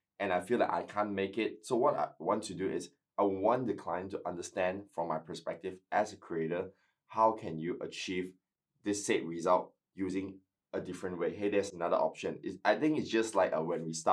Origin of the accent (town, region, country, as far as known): Malaysia; now in Adelaide, Australia